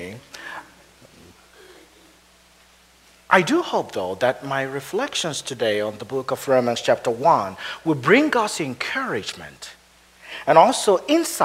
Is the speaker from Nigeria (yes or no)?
yes; Nigeria; moved away as an adult; also born or lived in Edinburgh, Scotland / Wheaton, Illinois; now in Minnesota, United States; I grew up in Nigeria